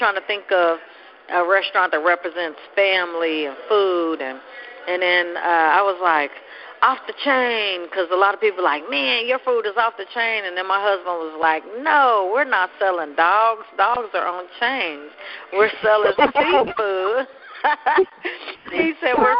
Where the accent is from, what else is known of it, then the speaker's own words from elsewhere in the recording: Oklahoma City, Oklahoma, United States; I grew up in Oklahoma City